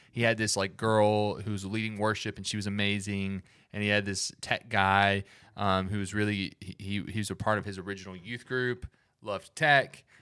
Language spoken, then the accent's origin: English; Alabama, United States; I'm from the South, from Alabama